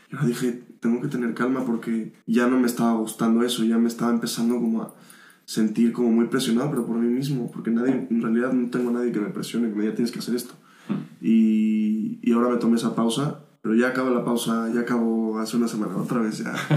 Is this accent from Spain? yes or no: no; Mexico; yo que soy mexicano